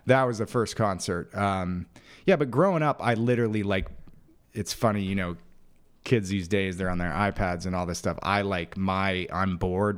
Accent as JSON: {"language": "English", "town": "Phoenix", "region": "Arizona", "country": "United States", "tie": "born or raised there", "said": "I'm fourth generation native of Phoenix"}